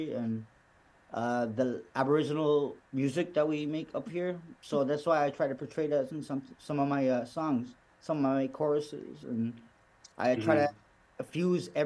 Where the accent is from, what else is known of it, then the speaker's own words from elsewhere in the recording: Kawawachikamach, Quebec, Canada; I am actually in my hometown community called Kawachikimat, Quebec, borderland between Labrador and Quebec